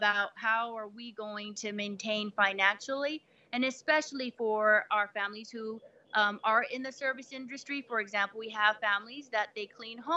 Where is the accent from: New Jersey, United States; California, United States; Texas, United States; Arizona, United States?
Texas, United States; El Paso; moved away as an adult; now in Atlanta, United States; I'm actually from Texas